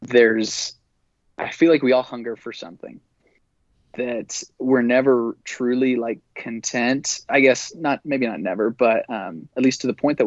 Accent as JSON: {"language": "English", "region": "Utah", "country": "United States", "tie": "born or raised there", "said": "growing up in Utah, growing up in the church"}